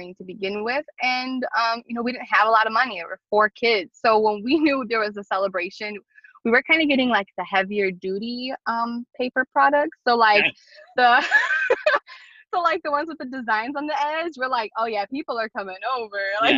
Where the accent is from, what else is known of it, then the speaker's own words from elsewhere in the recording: Chicago, Illinois, United States; I grew up on Kedzie and Wilson from Albany Park. I live on the south side now, but I was there for 32 years.